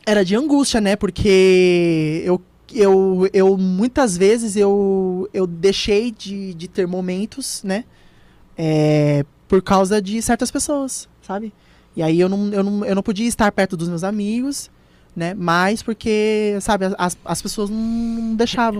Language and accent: Portuguese; São Paulo, Brazil; Eu nasci em São Paulo, uhum. aqui mesmo, em São Miguel.